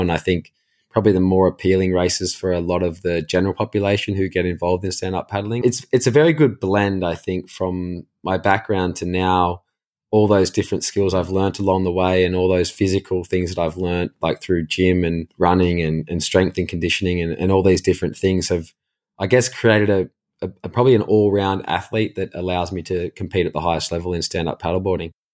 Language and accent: English; Caves Beach, New South Wales, Australia; we grew up in Cayes Beach, which is in Newcastle, well, like, technically Lake Macquarie in New South Wales in Australia